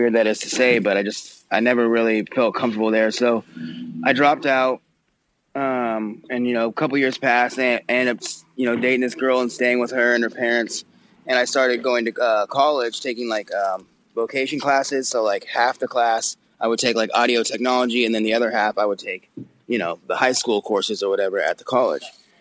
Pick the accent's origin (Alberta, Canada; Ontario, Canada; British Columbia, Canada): British Columbia, Canada; Abbotsford; outside of Vancouver. It's called Abbotsford. It's like 30, 40 minutes outside of Vancouver